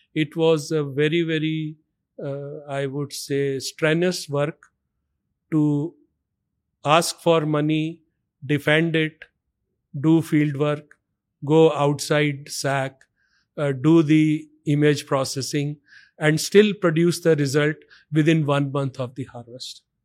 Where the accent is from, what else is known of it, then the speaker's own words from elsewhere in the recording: Delhi, India; I was born and brought up in Delhi.